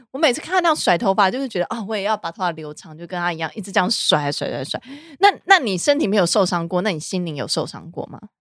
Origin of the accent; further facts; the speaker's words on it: Taiwan; 我们台湾人代表整个华人的市场